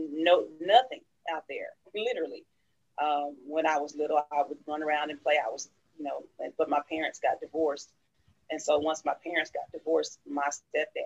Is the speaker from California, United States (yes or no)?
no; Dallas, Texas, United States; I grew up in the heart of Oak Cliff, Texas